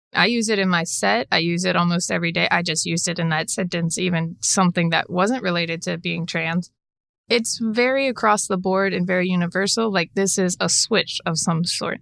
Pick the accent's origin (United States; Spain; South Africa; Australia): United States; Charlotte, North Carolina; So originally, I was born in Charlotte.